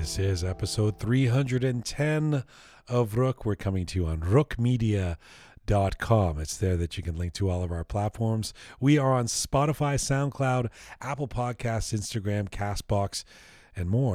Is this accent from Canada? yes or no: yes; Canada; Canadian identity is that we're not American